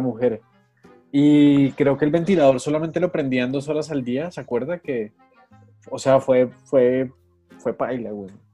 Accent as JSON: {"language": "Spanish", "region": "Bogotá", "country": "Colombia", "said": "uno es rolo"}